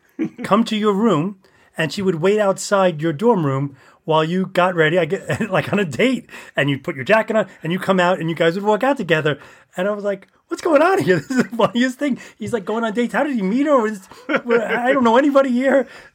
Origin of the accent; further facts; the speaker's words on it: Bronx, New York, United States; the Bronx, I was from the Bronx.